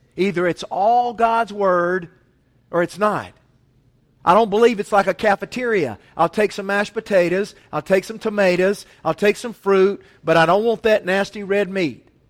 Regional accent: Asheville, North Carolina, United States; I was from Asheville

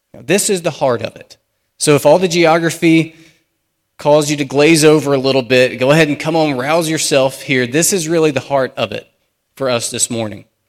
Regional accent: United States; as American Christians

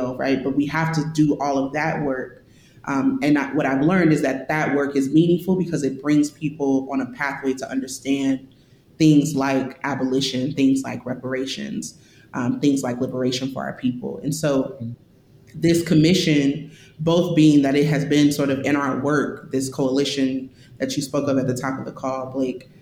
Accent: St. Louis, Missouri, United States; I grew up in St. Louis. I'm from St. Louis. I was born here

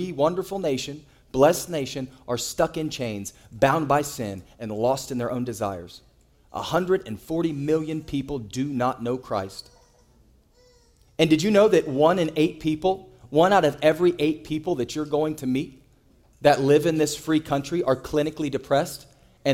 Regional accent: United States; we as American citizens

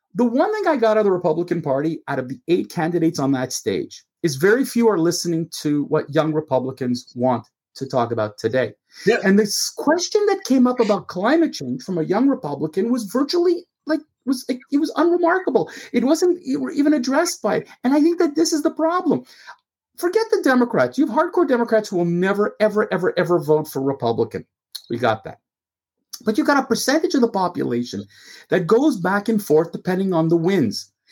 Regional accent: Canada; As a Canadian, you know, as a Canadian

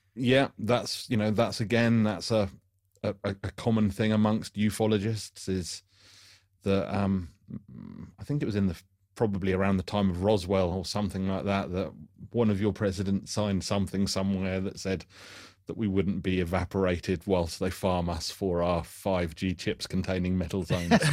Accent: United Kingdom; being British

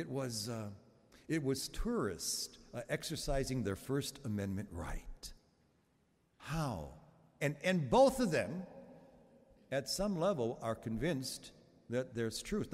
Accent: Chicago, Illinois, United States; Those of us who grew up in Chicago back in the late 40s and the early 50s

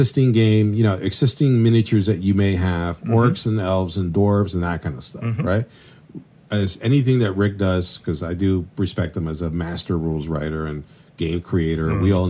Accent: Venezuela; also born or lived in Colombia; Really, honestly, I grew up in Venezuela and Colombia, sort of like, you know, going back and forth.

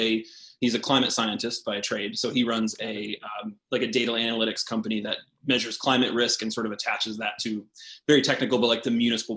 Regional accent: Knoxville, Tennessee, United States; So I would say home for me is in East Tennessee. So Knoxville, Tennessee, in the Smoky Mountains kind of area. I grew up there from about middle school, seventh grade, through undergraduate college

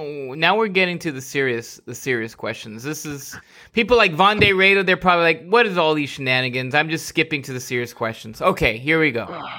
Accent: California, United States; I'm a Californian and can note that California was not founded in 1850 with its admission to the Union

